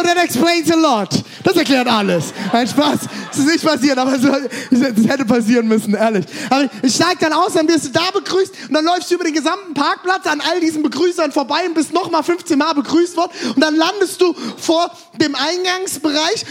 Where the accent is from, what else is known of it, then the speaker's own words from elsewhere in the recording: Germany; Ich komme aus Deutschland